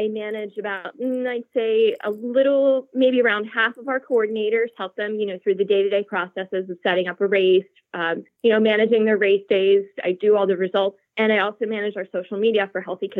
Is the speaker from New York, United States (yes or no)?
no; Lancaster, Pennsylvania, United States; I'm from Lancaster, Pennsylvania, which is, you know, central PA, Amish country